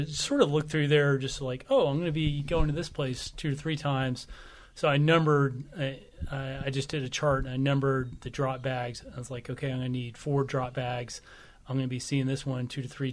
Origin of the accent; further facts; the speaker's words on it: Southern Illinois, United States; moved away; I'm from Southern Illinois.